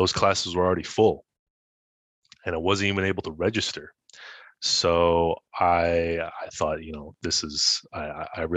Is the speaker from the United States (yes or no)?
no; Ottawa, Ontario, Canada; also born or lived in Montreal; I was born in Montreal, but I was raised in Ottawa. So I spent basically all my life here.